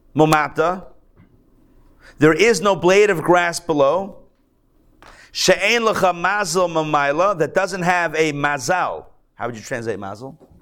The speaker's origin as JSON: {"language": "English", "town": "Pittsburgh", "region": "Pennsylvania", "country": "United States", "moved": "yes", "lives_now": "Atlanta, United States", "said": "I'm a Pittsburgh guy. You know, I'm from Pittsburgh."}